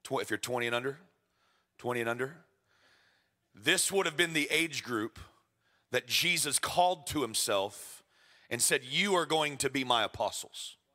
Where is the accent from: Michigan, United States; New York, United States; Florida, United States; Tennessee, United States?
Florida, United States; moved away as an adult; now in Edmonton, Canada; I was told I'm a transplant, I'm from Florida.